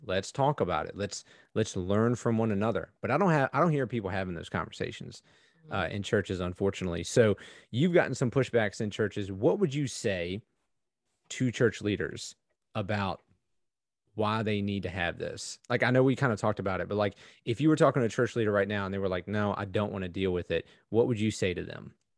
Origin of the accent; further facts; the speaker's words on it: East Coast, United States; I grew up on the East Coast.